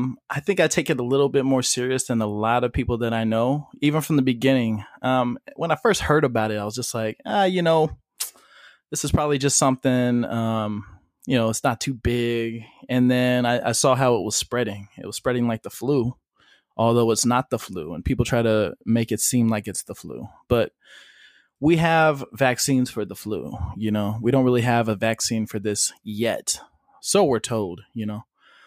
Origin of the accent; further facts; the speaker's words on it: Modesto, California, United States; So I'm just going to start saying I'm from Modesto, California.